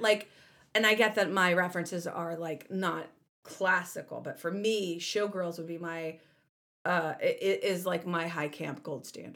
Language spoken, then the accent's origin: English; the South, United States; growing up in the South